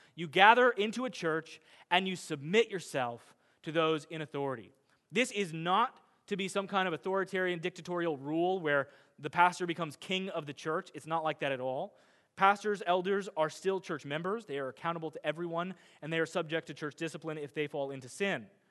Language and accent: English; Midwest, United States; I'm a Midwesterner